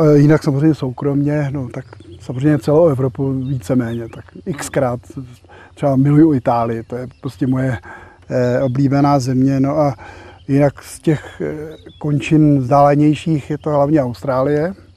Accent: Prague, Czechia; je mi pětašedesát. A jsem z Prahy.

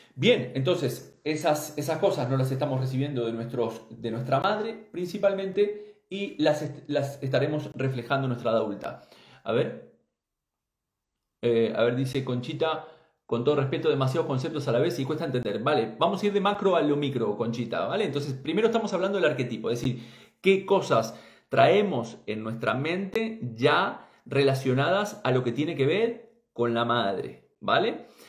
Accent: Uruguay; moved away; gente de allí, de mi tierra, de Uruguay

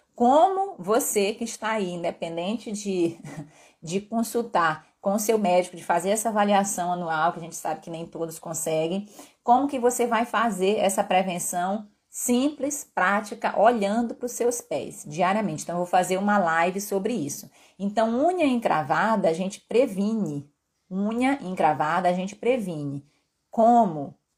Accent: Pará, Brazil; accent: mixed with Northeast; moved away as an adult; also born or lived in Belo Horizonte, Brazil / Rio de Janeiro, Brazil; now in Vitória, Brazil; Eu sou paraense de uma terra onde a gente consome muita tapioca

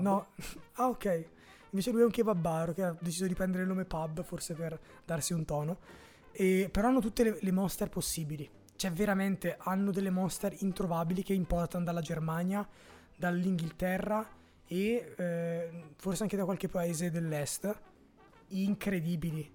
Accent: Brescia, Lombardy, Italy; io sono di Santa Eufemia

